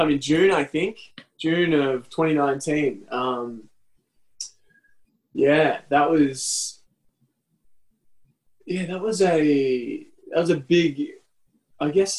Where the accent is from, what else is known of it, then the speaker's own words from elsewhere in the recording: Lismore, New South Wales, Australia; also born or lived in Nimbin / Byron Bay; now in Newcastle, Australia; I grew up in Lismore and I did all my study there